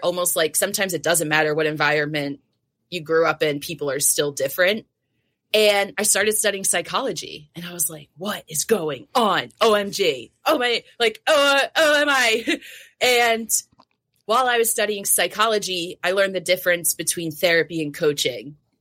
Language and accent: English; New Jersey, United States; So I grew up in New Jersey. So, Jersey Gal.